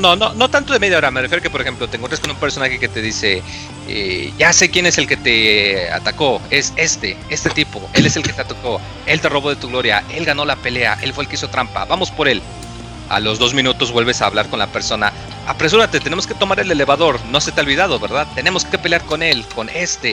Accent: Mexico

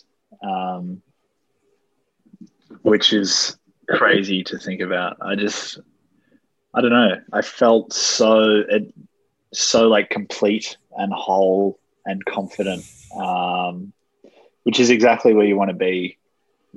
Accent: Australia; growing up in Australia

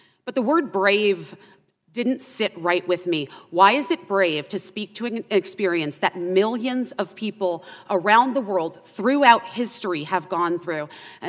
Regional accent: Arizona, United States; born or raised there

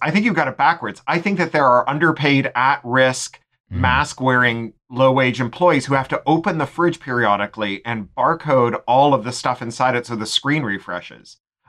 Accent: Toronto, Ontario, Canada; growing up in Toronto.

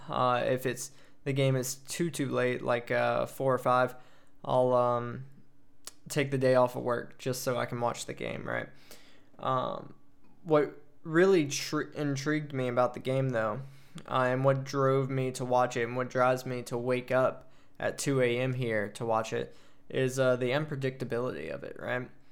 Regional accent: Prairieville, Louisiana, United States; moved away as an adult; also born or lived in Hawaii; now in Germany; I grew up in Prairie Villa, Louisiana. Lived in Louisiana all my life until I joined the Air Force at eighteen

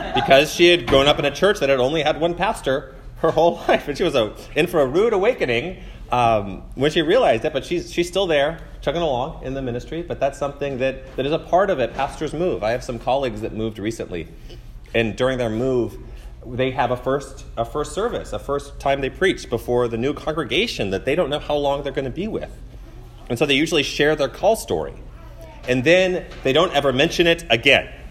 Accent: College Station, Texas, United States; I grew up in College Station

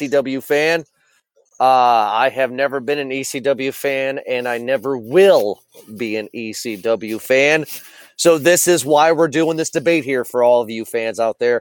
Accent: Toledo, Ohio, United States; Toledo, Ohio, my hometown here

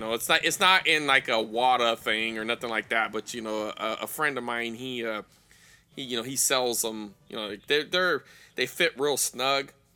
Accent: Fresno, California, United States; my hometown is Fresno.

